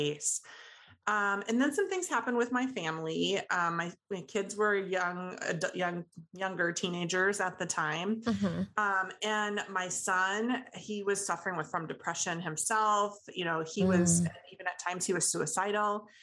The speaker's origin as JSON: {"language": "English", "region": "Midwest", "country": "United States", "said": "I'm from the Midwest, and I kind of blame it on Midwest work ethic a little bit"}